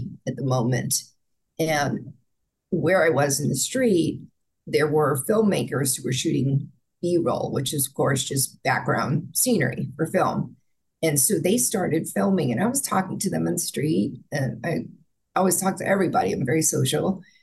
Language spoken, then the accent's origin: English; Bergen County, New Jersey, United States; I was born in New Jersey, first Jersey City, which is, you know, bustling metropolis, and then we moved to Bergen County